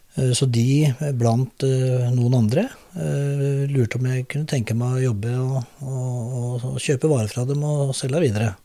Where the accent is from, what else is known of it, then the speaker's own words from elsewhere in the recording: Drammen, Buskerud, Norway; also born or lived in Oslo / Hauketo / Lier; jeg er drammenser